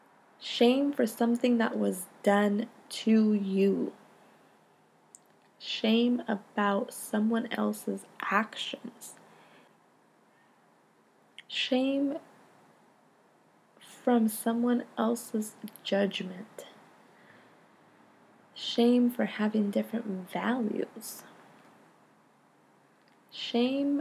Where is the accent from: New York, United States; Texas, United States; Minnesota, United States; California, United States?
California, United States; Stockton; I grew up in Stockton, California